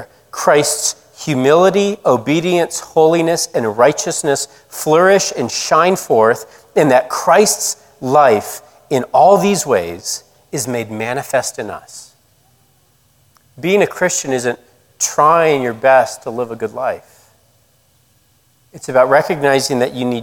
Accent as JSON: {"language": "English", "region": "Colorado", "country": "United States", "tie": "born or raised there", "also_born_or_lived": "Georgia", "moved": "as an adult", "said": "from where I grew up in Colorado to where I went to college in Georgia"}